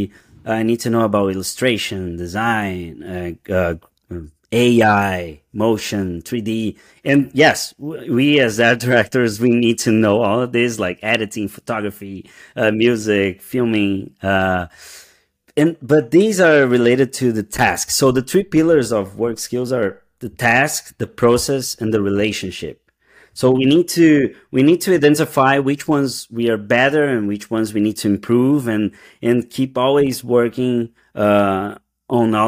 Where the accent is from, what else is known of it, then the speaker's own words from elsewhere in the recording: Brazil; English is a second language; moved away as an adult; also born or lived in São Paulo, Brazil; now in New York City, United States; we moved from Brazil. We just arrived in the US.